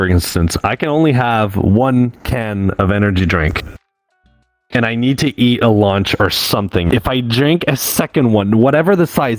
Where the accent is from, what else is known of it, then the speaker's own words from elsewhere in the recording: Canada; English is a second language; I'm from Canada